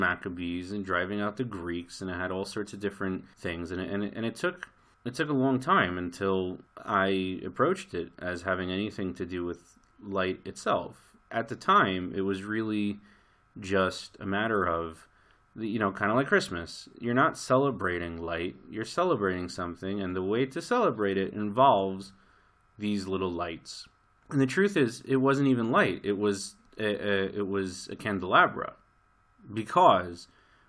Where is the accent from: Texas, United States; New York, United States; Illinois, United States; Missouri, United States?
New York, United States; New York City; now in Jerusalem, Israel; I grew up in Brooklyn